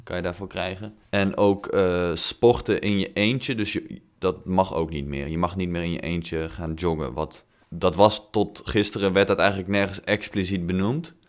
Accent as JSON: {"language": "Dutch", "town": "Tilburg", "region": "North Brabant", "country": "Netherlands", "tie": "born or raised there", "moved": "yes", "said": "Tilburg, dus de hotspot van Nederland, eh, mijn thuisstad"}